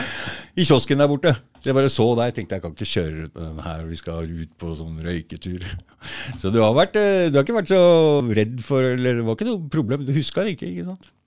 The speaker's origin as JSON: {"language": "Norwegian", "country": "Norway", "said": "nordmenn vi er jo vokst opp altså vi, tradisjonelt altså, Vinter, isolert i hytter og hus"}